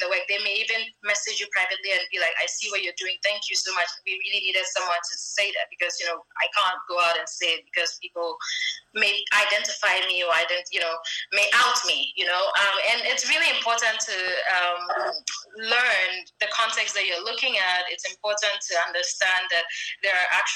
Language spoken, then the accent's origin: English; northern Ghana, Ghana; as a Ghanaian who's a Ghana from northern Ghana